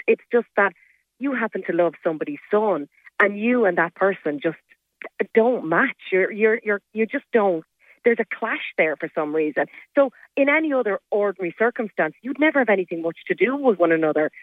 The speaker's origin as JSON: {"language": "English", "town": "Kenmare", "region": "Munster", "country": "Ireland", "tie": "born or raised there", "moved": "as an adult", "said": "I'm from Kenmare. You know, I grew up in Kenmare, and uh, I left when I was 18 to go to college"}